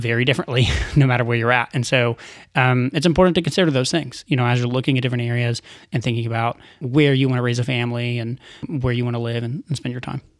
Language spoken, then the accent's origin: English; Chattanooga, Tennessee, United States; moved away as an adult; I grew up in Chattanooga